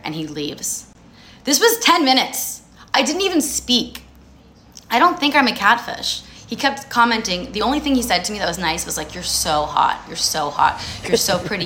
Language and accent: English; New Jersey, United States; I grew up in New Jersey, I'm Jewish.